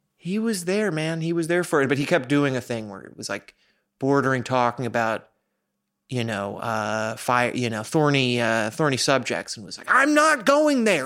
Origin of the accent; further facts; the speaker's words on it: New York, United States; I grew up in New York